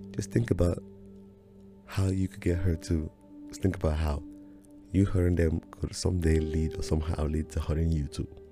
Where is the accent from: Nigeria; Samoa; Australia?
Nigeria; now in United States; my journey from Nigeria coming to the United States